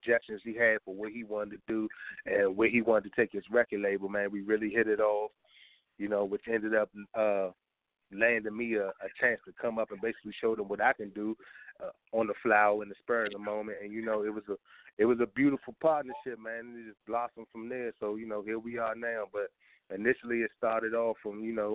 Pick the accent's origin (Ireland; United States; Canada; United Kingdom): United States; Washington, District of Columbia; moved away as an adult; also born or lived in New York; now in Fayetteville, United States; I'm originally a Washingtonian, man, from Southeast Washington, D.C.